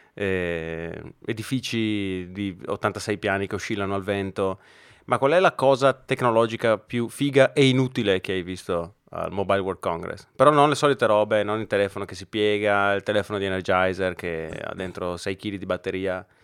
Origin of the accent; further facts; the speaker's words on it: Brescia, Lombardy, Italy; accent: Brescian; il mio accento bresciano orribile